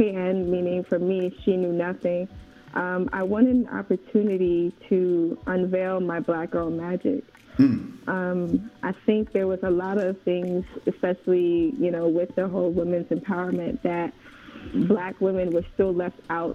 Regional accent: New York, United States; moved away; also born or lived in Oshogbo, Osun State, Nigeria / College Park, Georgia / Fayetteville, Georgia / Tyrone, Georgia; born in Nigeria, but I was raised originally in Far Rockaway, Queens. And then my family moved to College Park, Georgia

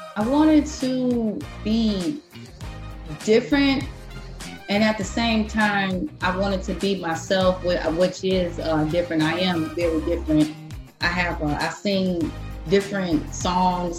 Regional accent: Detroit, Michigan, United States; also born or lived in Los Angeles; I started off here in Detroit

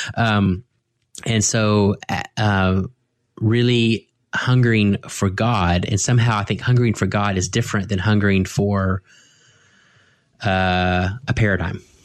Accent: United States; as American Christians

